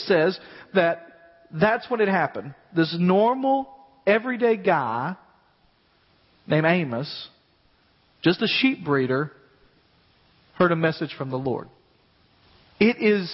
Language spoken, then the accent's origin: English; West Tennessee, United States; I grew up in West Tennessee, and in West Tennessee, we learned all the time about the earthquake.